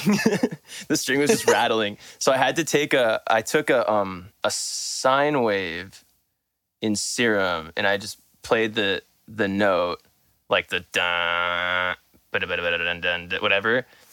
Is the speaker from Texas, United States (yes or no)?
no; Southern California, United States; I'm from Southern California